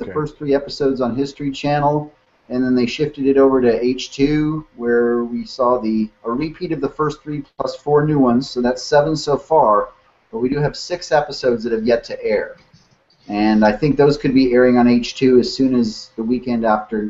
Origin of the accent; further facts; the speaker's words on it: south of Houston, Texas Gulf Coast, United States; also born or lived in Lansing, Michigan / Twin Cities, Minnesota; I lived in Minnesota until I was maybe 11 or 12, grew up in the Twin Cities area, and then I've been in Texas since 1978, mostly growing up south of Houston there, on the Gulf Coast